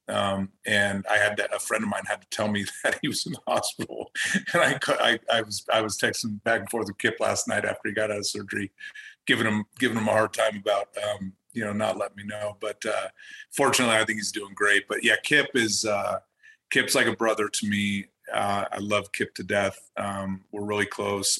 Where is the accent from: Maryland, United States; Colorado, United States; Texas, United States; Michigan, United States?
Colorado, United States; I grew up in Colorado. I I played high school ball here